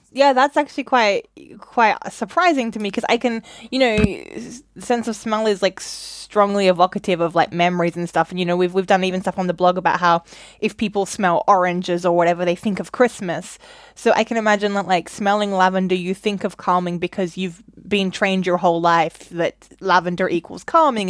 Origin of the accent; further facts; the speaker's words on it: Australia; now in London, United Kingdom; I'm Australian